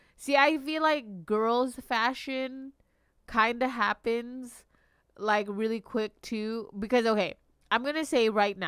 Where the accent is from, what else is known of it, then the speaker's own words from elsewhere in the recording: Long Beach, California, United States; I grew up in Long Beach.